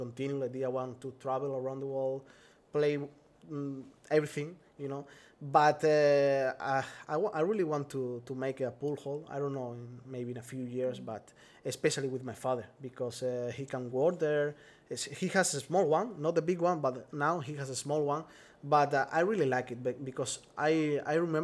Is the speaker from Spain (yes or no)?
yes; Spain; English is a second language